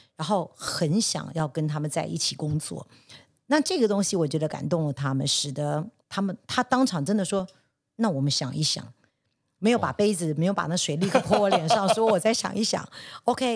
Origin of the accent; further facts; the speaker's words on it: Taiwan; 我也是一个在台湾长大，虽然在国外念过书，但也毕竟还是以台湾长大的是